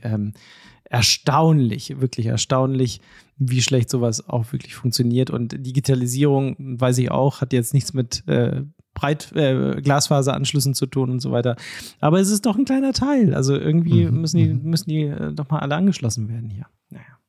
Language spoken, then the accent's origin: German; Wildeshausen Geest near Oldenburg, Lower Saxony, Germany; ich komme aus dem Norden der Republik, ne? Okay. Mhm. Äh, es ist ja hier Wildeshauser Geest und so, hier ist Oldenburg, Bremen ganz in der Nähe